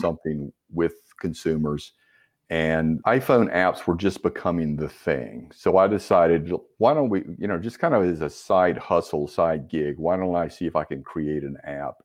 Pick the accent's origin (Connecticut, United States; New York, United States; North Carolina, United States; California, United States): North Carolina, United States; Winston-Salem; also born or lived in Raleigh, North Carolina; I'm a North Carolina native, um, grew up in Winston-Salem